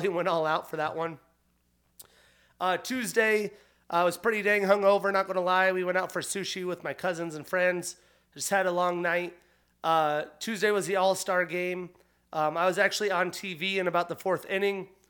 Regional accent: Pinedale, Wyoming, United States; moved away; also born or lived in Seattle, Washington; Growing up in Pinedale, Wyoming, a town of fourteen hundred in the middle of nowhere

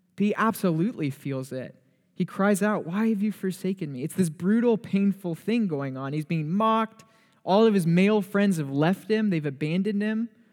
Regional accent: Torrance, California, United States; moved away as an adult; now in Oregon, United States; Grew up in a suburb of L A, which is called Torrance, two miles from the beach.

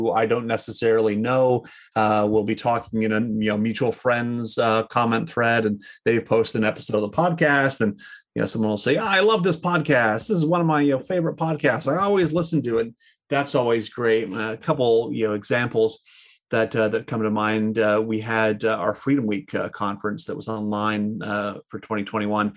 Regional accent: Canada; being Canadian

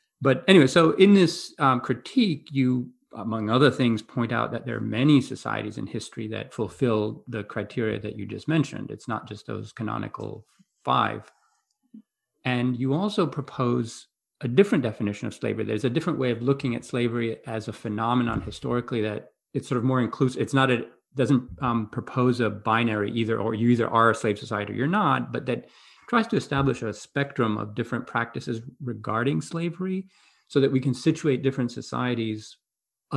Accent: Greece; moved away; growing up in Greece

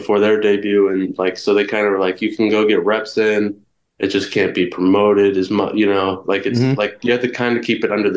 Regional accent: Ohio, United States; as an Ohioan

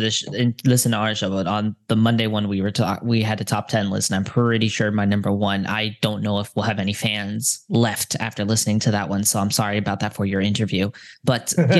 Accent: United States; moved away; also born or lived in Japan; as an American

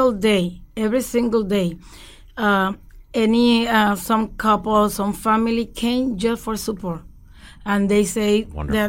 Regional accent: Puerto Rico; English is a second language; moved away as an adult; now in Omaha, United States; I'm Puerto Rican

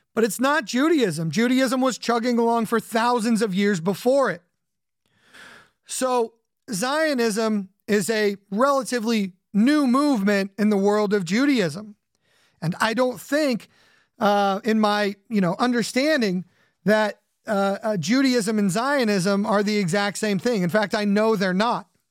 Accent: Southern California, United States; I grew up in Southern California.

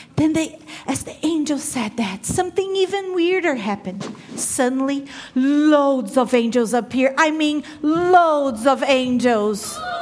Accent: Brazil; moved away; growing up in Brazil, I grew up knowing Christmas to be a huge celebration

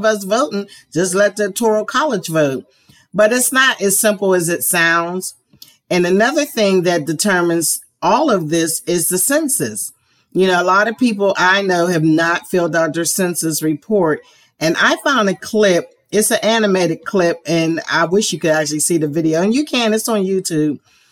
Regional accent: Pennsylvania, United States; now in Georgia, United States; my home state of Pennsylvania

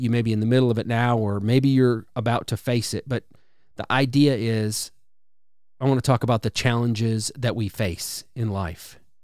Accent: Wisconsin, United States; now in Alabama, United States; I grew up in Wisconsin, so I'm, I'm familiar with really cold winters

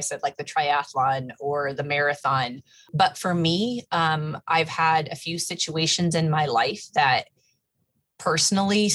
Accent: United States; growing up in the Quad Cities and in that surrounding area

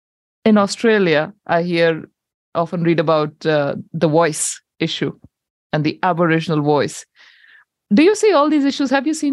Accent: India; now in New Zealand; because also being a member of the Indian community diaspora here, I gave up my passport in 2017, I'm now a Kiwi.

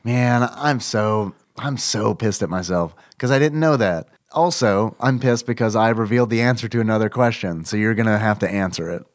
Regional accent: United States; I am American.

